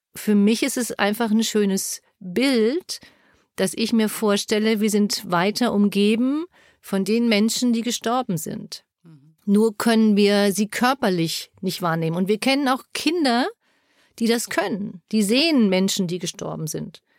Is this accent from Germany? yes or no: yes; Germany; bei uns in Deutschland